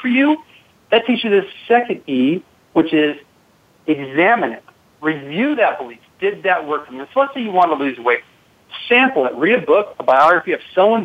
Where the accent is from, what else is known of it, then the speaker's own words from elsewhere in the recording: Seattle, Washington, United States; I grew up in Seattle, Washington